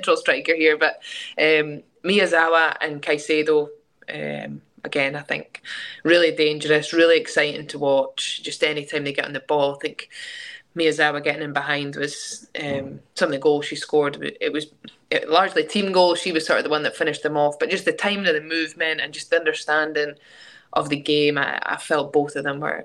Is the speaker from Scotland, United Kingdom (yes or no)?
yes; Scotland, United Kingdom; now in England; being Scottish